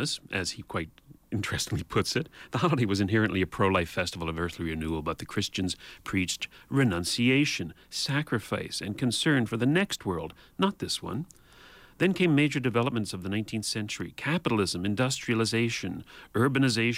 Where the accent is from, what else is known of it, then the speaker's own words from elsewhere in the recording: Canada; as a Canadian